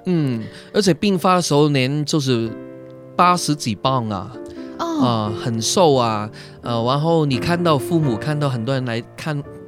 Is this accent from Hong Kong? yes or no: yes; Hong Kong; 我是从香港来